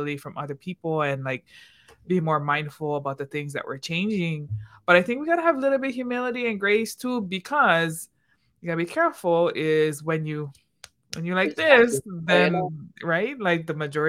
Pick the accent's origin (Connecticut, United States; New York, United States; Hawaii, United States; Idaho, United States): Hawaii, United States; now in Washington, D.C., United States; growing up in Hawaii